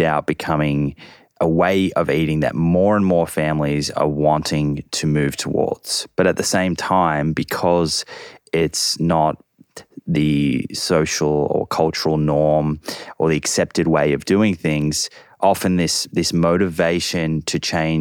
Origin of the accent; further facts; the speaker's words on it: Australia; also born or lived in United States; I grew up in Australia, and actually I spent 8 years when I was very young in America.